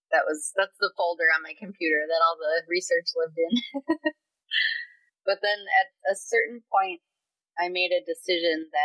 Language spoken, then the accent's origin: English; Minneapolis, Minnesota, United States; growing up in North Minneapolis as a young black kid with all these other talented young